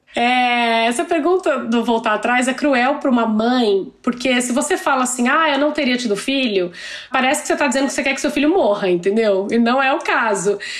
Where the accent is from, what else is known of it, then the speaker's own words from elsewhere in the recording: Brazil; moved away; eu cresci no Brasil